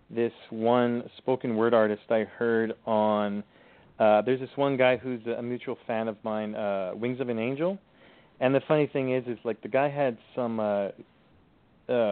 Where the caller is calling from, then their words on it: Thunder Bay, Ontario, Canada; Uh, I'm calling from uh, calling from Ontario, Canada.